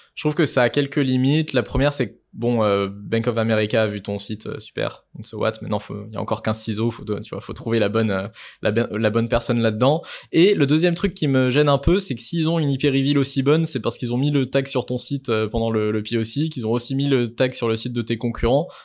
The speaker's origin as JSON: {"language": "French", "country": "France", "said": "on est français"}